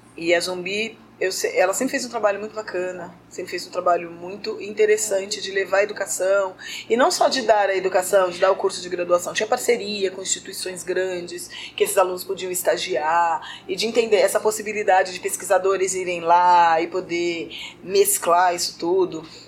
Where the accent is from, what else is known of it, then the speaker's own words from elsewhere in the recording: São Paulo, Brazil; eu sou de São tá. Paulo